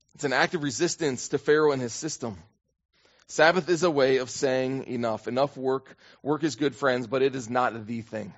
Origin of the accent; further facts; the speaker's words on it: United States; for me as an American